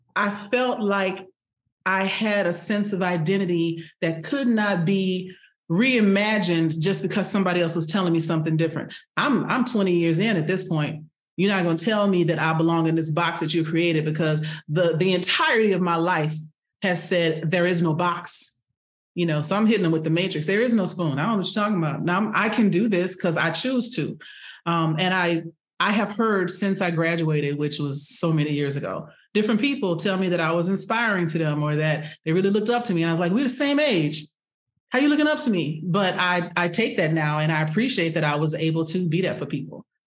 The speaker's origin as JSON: {"language": "English", "town": "Houston", "region": "Texas", "country": "United States", "tie": "born or raised there", "said": "born and raised in Houston, Texas."}